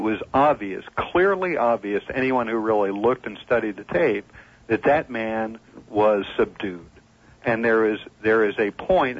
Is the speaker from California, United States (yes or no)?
yes; Simi Valley, California, United States; now in Coconut Grove, United States; I'm from Los Angeles, or the Los Angeles area.